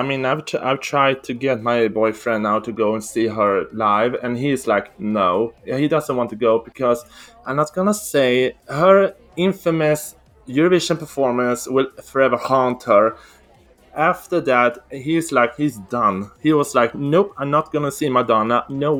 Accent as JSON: {"language": "English", "country": "Sweden", "said": "I'm from Sweden."}